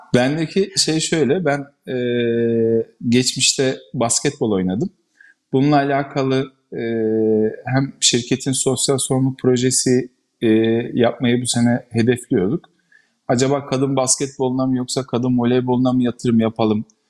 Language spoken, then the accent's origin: Turkish; Ankara, Turkey; biz e, Ankara'dan